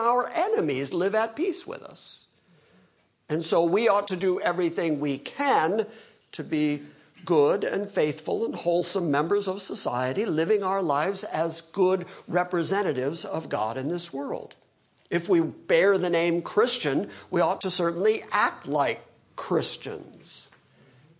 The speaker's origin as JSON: {"language": "English", "country": "United States", "said": "I'm an American."}